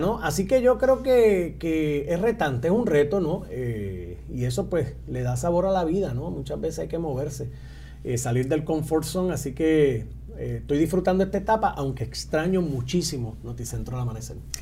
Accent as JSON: {"language": "Spanish", "town": "Utuado", "country": "Puerto Rico", "tie": "born or raised there", "said": "en mi pueblo de Utuado"}